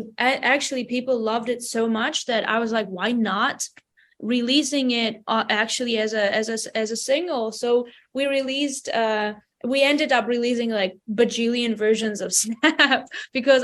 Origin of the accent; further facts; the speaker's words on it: Vanadzor, Lori, Armenia; English is a second language; I lived my whole life there. I started making my baby musical steps in my hometown, Vanador. It's a small town in Armenia